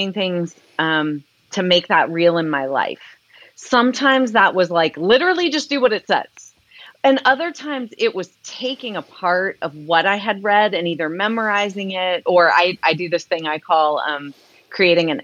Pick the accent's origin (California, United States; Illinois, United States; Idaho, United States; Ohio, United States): Ohio, United States; Columbus; moved away as an adult; also born or lived in Cincinnati, Ohio; I grew up in the Columbus, Ohio area.